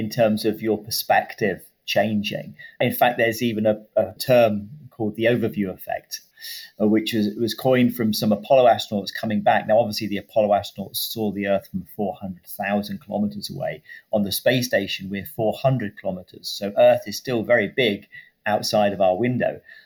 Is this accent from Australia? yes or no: no; United Kingdom; I'm a British astronaut working for the European Space Agency